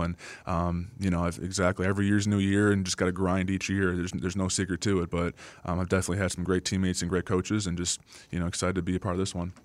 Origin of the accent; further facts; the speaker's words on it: United States; moved away; also born or lived in Green Bay, Wisconsin; my hometown's about three hours south of Green Bay